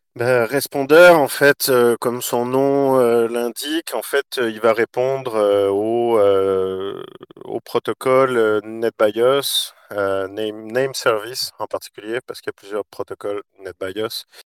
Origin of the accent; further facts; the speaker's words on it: Quebec, Canada; moved away as an adult; also born or lived in Australia; moi, je suis né au Québec de parents français